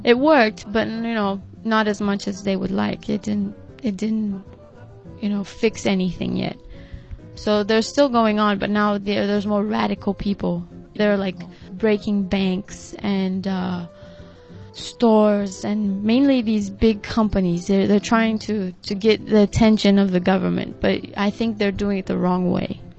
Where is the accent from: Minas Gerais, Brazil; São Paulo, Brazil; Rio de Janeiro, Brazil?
Minas Gerais, Brazil; Belo Horizonte; moved away; in my hometown, Belo Horizonte